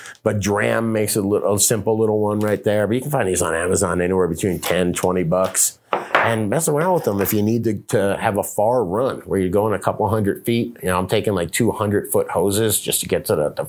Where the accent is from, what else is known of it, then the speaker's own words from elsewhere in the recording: the South, United States; I'm from the South